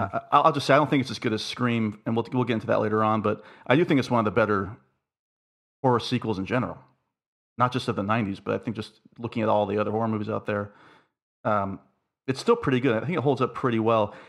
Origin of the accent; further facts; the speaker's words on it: Florida, United States; I grew up in Florida